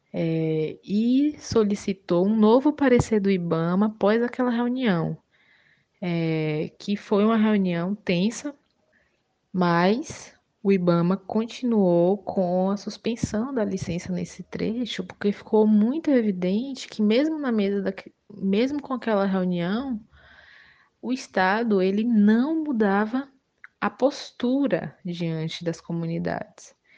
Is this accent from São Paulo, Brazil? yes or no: no; Utinga, Bahia, Brazil; eu sou de Utinga, Bahia